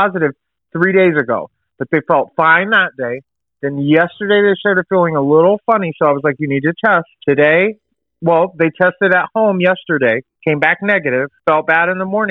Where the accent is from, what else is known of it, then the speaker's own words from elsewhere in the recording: the South, United States; we're from the South